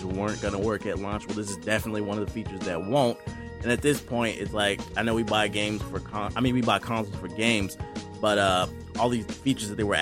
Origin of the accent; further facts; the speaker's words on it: United States; I'm from America